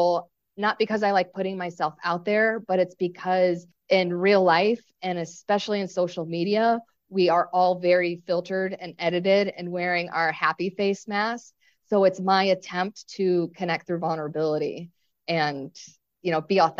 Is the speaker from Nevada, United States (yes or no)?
no; Chicago, Illinois, United States; moved away as an adult; now in Hawaii, United States; I'm originally from Chicago, so I'm a city person